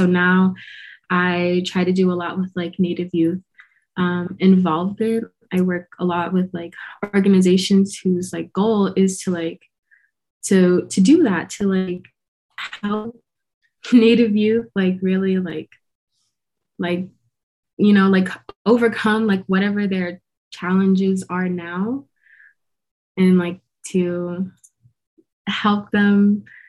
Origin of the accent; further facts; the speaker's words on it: United States; moved away; very, very tiny community on the Navajo Nation. It's called Nashchiri